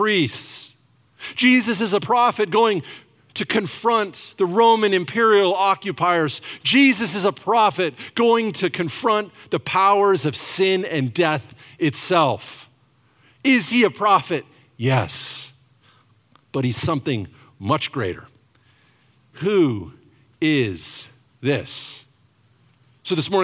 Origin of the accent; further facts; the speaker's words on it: Spokane, Washington, United States; we're from Spokane, Washington